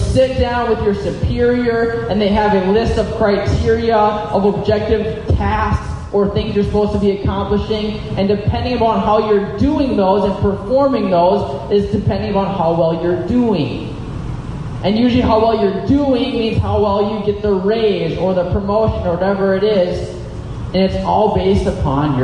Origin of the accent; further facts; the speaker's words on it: United States; As an American in the 21st century